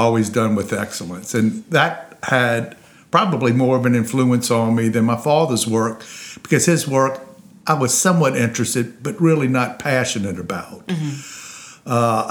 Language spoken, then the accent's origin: English; Lafayette, Louisiana, United States; I grew up on Ronald Boulevard, which is to the left of Fatima